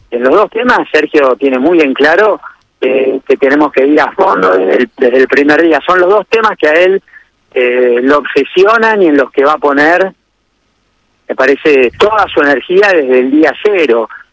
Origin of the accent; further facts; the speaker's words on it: Argentina; como yo, como muchísimos argentinos